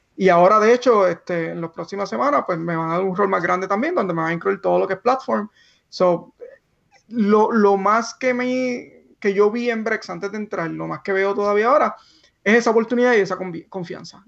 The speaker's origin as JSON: {"language": "Spanish", "town": "Barranquitas", "country": "Puerto Rico", "tie": "born or raised there", "also_born_or_lived": "Mayagüez, Puerto Rico / Silicon Valley, United States", "moved": "as an adult", "said": "llegamos todos ahí de Barranquita, de esta familia de bien bajos recursos"}